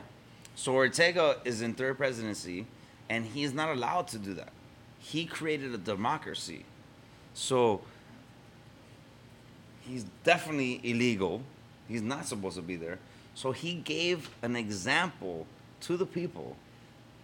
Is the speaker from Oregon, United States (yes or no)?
no; Miami, Florida, United States; I grew up in Miami, and I went to school. I went to a Nicaraguan school